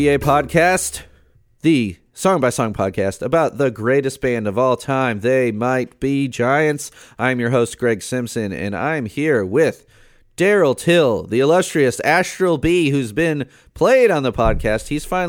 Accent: United Kingdom; Now, being a Brit, you know, I was playing

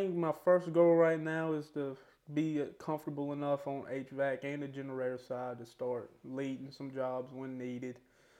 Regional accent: Halifax, Virginia, United States; I was live in Halifax, born and raised here.

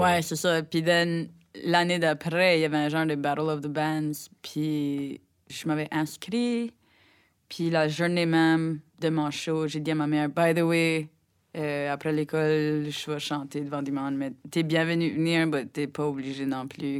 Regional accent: Rogersville, New Brunswick, Canada; Je viens de Rogersville, au Nouveau-Brunswick, qui est comme une heure au nord de, Moncton environ.

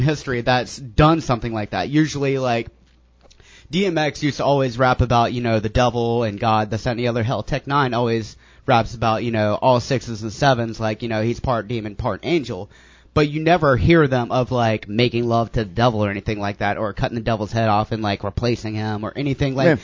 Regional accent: the Bible Belt, United States; moved away as an adult; now in St. Petersburg, United States; I grew up in the Bible Belt

